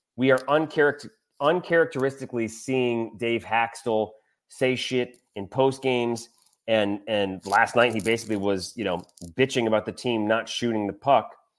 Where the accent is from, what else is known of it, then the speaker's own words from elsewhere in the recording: Michigan, United States; now in Louisiana, United States; I grew up in Michigan